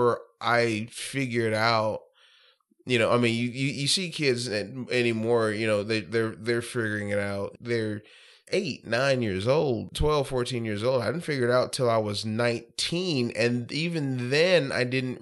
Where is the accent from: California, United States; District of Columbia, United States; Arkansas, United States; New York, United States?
Arkansas, United States; South; also born or lived in Pine Bluff, Arkansas / Arkadelphia, Arkansas; now in Little Rock, United States; Pine Bluff is kind of where I hail from, but I grew up in South Arkansas, went to college in South Arkansas